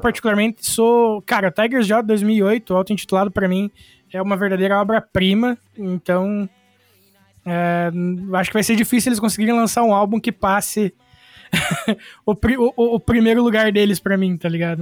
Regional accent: Irati, Paraná, Brazil; eu sou de Irati, no Paraná

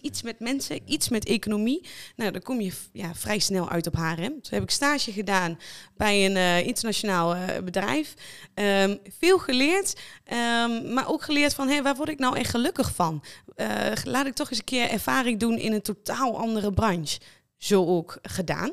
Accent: Lichtenvoorde, Gelderland, Netherlands; ik kom uit Lichtenvoorde, 25 jaar

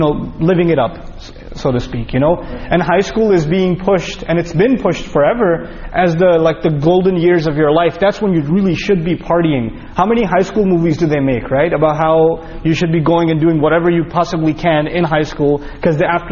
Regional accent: New York, United States; We're both from New York.

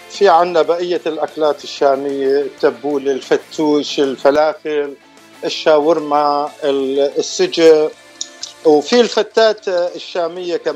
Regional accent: Damascus, Damascus Governorate, Syria; now in United States; أنا من سوريا من دمشق آه، آه، وصلت لأمريكا بال 1989 صار لي خمسة إيه، صار لي 35 سنة يعني.

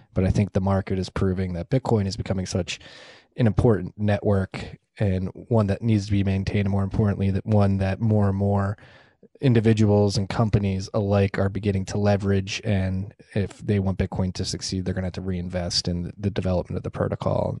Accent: United States; as an American

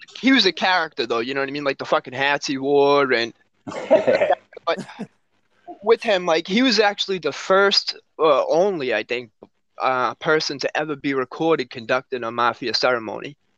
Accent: Somerville, Massachusetts, United States; I'm originally from Somerville, which is right over the Everett line here

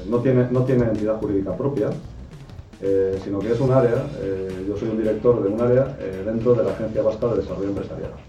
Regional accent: Erandio, Basque Country, Spain; yo soy de Randio, que es un pueblo que está justo al lado de Bilbao.

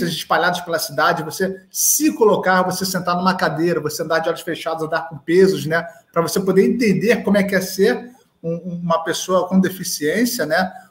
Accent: Rio de Janeiro, Brazil; embora eu sou do Rio de Janeiro, as Olimpíadas aconteceram aqui na cidade do Rio de Janeiro

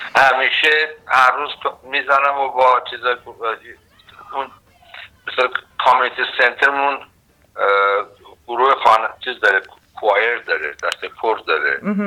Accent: Iran; moved away as an adult; also born or lived in Los Angeles; now in Canada; من سال 1981 از ایران

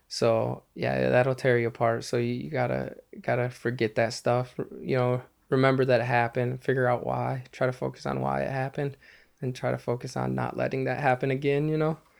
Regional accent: Lake City, United States; my hometown, Lake City

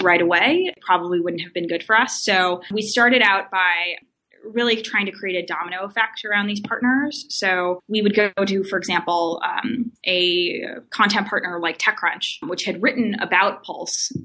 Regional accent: Glendale, California, United States; moved away as an adult; also born or lived in Stanford; originally, I'm from uh, Glendale, which is kind of a suburb of Los Angeles. I grew up there pretty much all my life

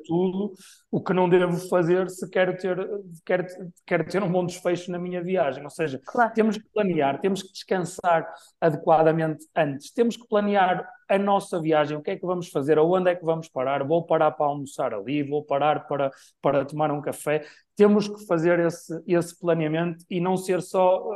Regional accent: Braga, Norte, Portugal; em Braga, na minha cidade natal

